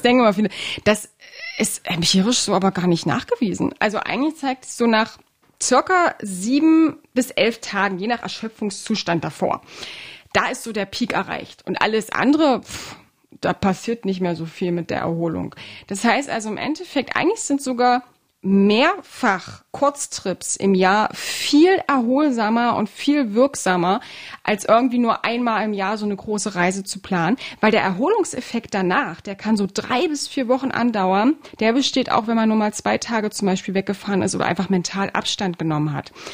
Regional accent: Halle, Saxony-Anhalt, Germany; meine Heimatstadt

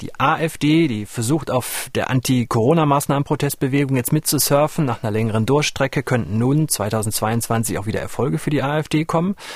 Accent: near the Ruhr area, North Rhine-Westphalia, Germany; moved away; ich komme ja aus der Nähe des Ruhrgebietes

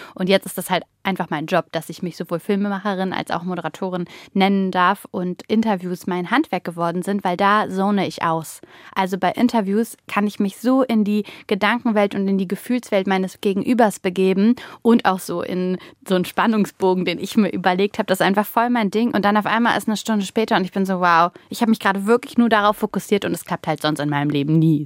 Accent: Mönchengladbach, North Rhine-Westphalia, Germany; ich habe mich eher wie der kleine Fisch in Mönchengladbach gefühlt

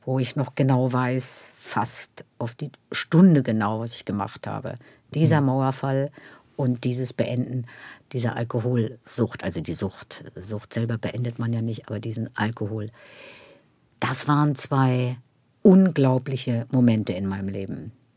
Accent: Schwerin, Mecklenburg-Vorpommern, Germany; moved away; Ich bin in Schwerin geboren

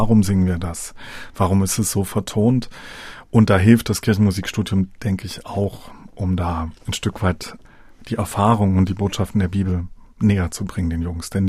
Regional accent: Dresden, Saxony, Germany; Ich komme ja selber aus Dresden. Man hat als Dresdner dann später die Möglichkeit, wieder aus dem Alumnat herauszugehen.

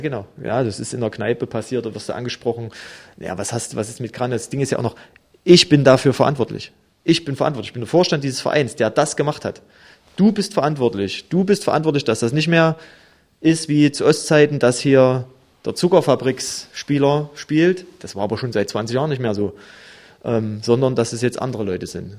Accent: Germany; wir haben äh, als Deutsche halt auch von denen ihrer Kultur halt viel mitbekommen

